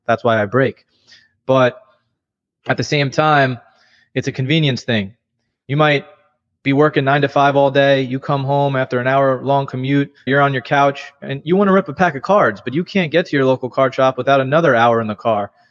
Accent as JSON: {"language": "English", "region": "New York", "country": "United States", "tie": "born or raised there", "said": "I grew up in New York"}